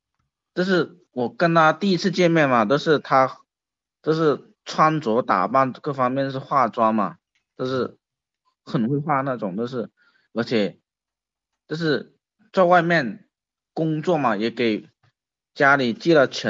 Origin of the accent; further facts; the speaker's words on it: Guangxi, China; 我我们我们家不看书的，因为我们是广西那边的小山村，所以说就是现在就是现在只有我一个人了